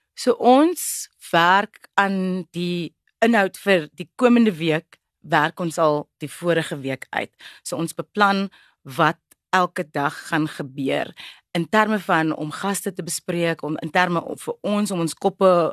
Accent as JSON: {"language": "Afrikaans", "town": "Cape Town", "region": "Western Cape", "country": "South Africa", "first_language": "Afrikaans", "said": "'n breinmens van 'n plek soos die Kaapse vlakte, Bontebal spesifiek"}